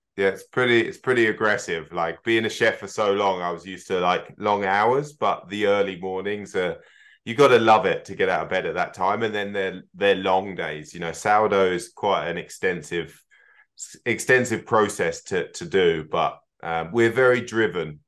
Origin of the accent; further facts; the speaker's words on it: United Kingdom; moved away as an adult; also born or lived in Scotland (half ancestry) / North America / Australia / New Zealand; our sort of roots of both being from, from the Eng-, U K